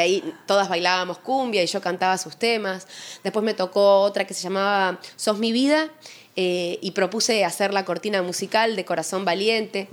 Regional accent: Uruguay; moved away as an adult; also born or lived in Argentina; now in Buenos Aires, Argentina; amo mi país, Uruguay, pero claramente vivo hace muchos más años aquí

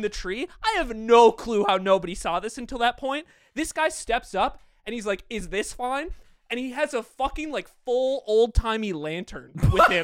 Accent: United States; I got shit for being American

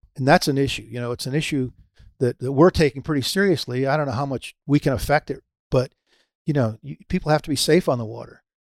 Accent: Pompano Beach, Florida, United States; it's my hometown, uh, Pompano

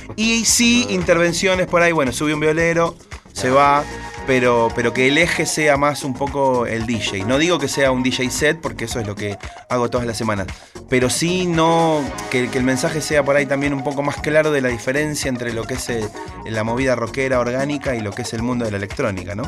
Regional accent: San Martín, Buenos Aires Province, Argentina; iba a mi radio de barrio, yo soy de San Martín, iba a FM

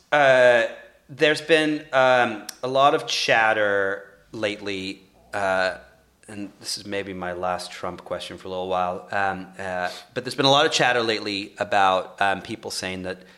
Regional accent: England, United Kingdom; now in Los Angeles, United States; I'm from England

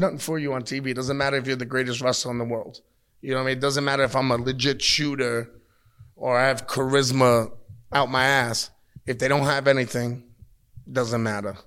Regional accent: New York, United States; I, I come from New York

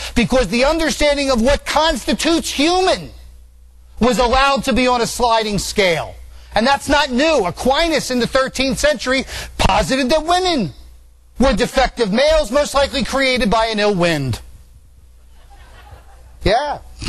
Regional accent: Italy; born there; Yeah, kid, yeah, and I was born in Italy, too.

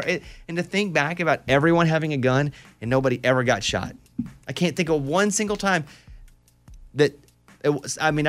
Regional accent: Mountain Pine, Arkansas, United States; I'm from Mountain Pine, Arkansas. It is extremely rural. 700 people. We hunted. We fished. We left our doors unlocked.

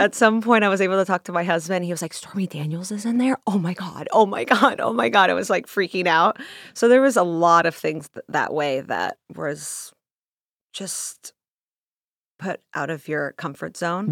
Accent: Russia; moved away; I grew up in Russia

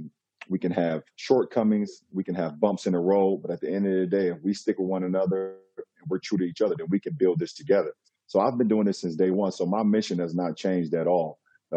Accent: United States; as a model citizen, as a black man growing up in America.

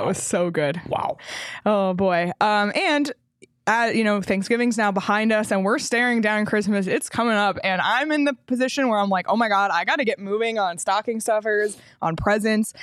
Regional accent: Toronto, Ontario, Canada; now in Arizona, United States; my hometown team, the Raptors

